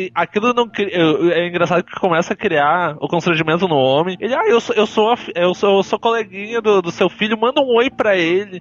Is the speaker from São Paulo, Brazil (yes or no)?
no; Porto Alegre, Rio Grande do Sul, Brazil; eu fui criado num bairro pequeno aqui em Porto Alegre